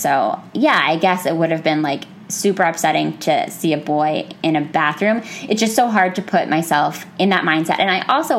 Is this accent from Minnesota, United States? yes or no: no; Pennsylvania, United States; born or raised there